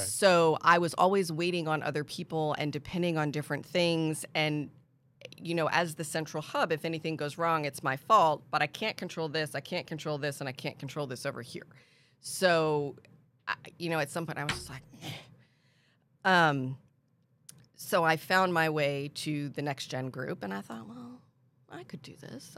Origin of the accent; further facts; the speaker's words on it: Pennsylvania, United States; moved away as an adult; also born or lived in Washington, D.C. / South Florida; now in San Antonio, United States; I grew up in Pennsylvania